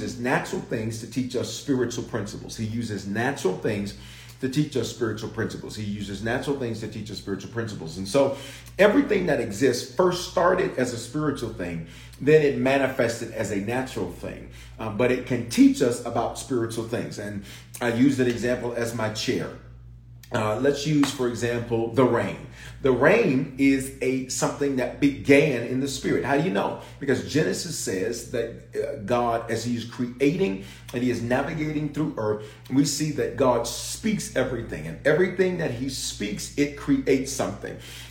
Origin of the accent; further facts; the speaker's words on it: Memphis, Tennessee, United States; also born or lived in Denver, Colorado; I was born in Denver, raised in Memphis, reared in Memphis